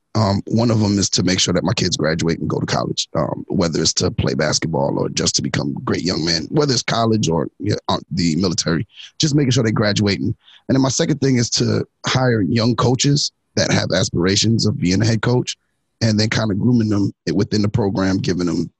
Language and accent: English; New York City, New York, United States; moved away; also born or lived in Orange, New Jersey; I'm from Brooklyn